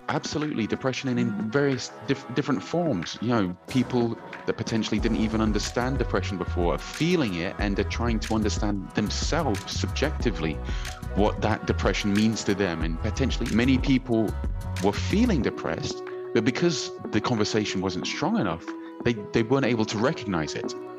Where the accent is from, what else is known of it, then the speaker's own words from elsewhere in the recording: South East England, United Kingdom; moved away as an adult; now in Belo Horizonte, Brazil; I'm born and bred in the UK, but my mother is Brazilian. My dad is from New Zealand. They met in London, and I was brought up by my mother, you know, speaking Portuguese at home